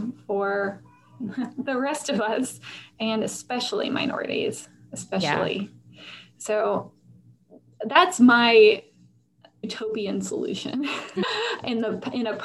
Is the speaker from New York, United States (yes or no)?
yes; Buffalo, New York, United States; moved away; also born or lived in Northern Virginia; I am from Buffalo, New York.